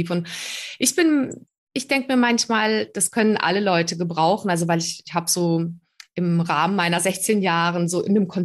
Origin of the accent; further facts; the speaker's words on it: Prague, Czechia; born there; moved away; Ich bin in Prag geboren.